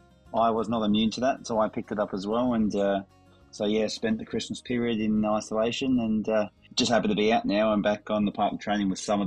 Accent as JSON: {"language": "English", "country": "Australia", "tie": "born or raised there", "said": "growing up in Australia"}